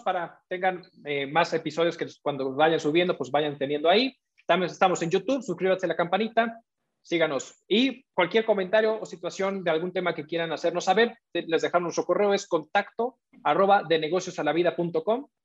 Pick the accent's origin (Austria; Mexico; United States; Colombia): Mexico; nosotros como ciudadanos, como mexicanos o como recientes mexicanos